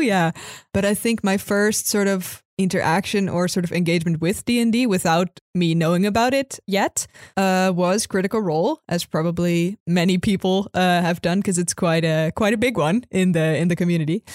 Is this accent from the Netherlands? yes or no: yes; Netherlands; I'm from Holland